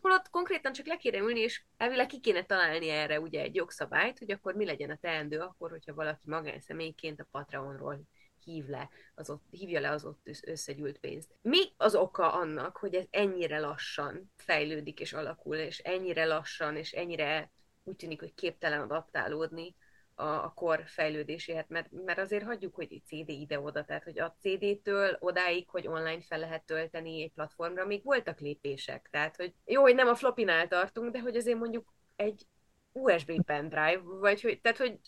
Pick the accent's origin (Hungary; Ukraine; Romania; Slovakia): Romania; Transylvania; first language Hungarian; erdély magyarként